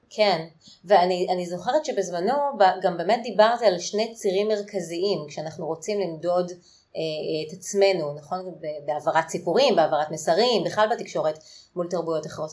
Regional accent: Israel

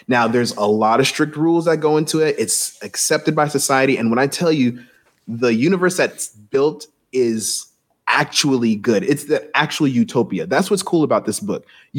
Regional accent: Jamaica; I'm Jamaican

